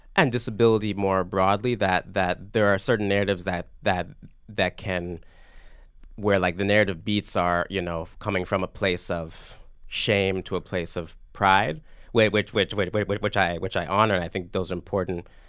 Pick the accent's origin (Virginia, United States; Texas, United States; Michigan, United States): Virginia, United States; Virginia Beach; I grew up in in Virginia Beach, Virginia